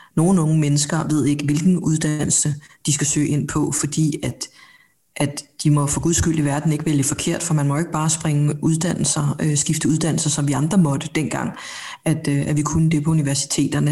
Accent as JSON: {"language": "Danish", "country": "Denmark", "tie": "born or raised there", "also_born_or_lived": "South Korea"}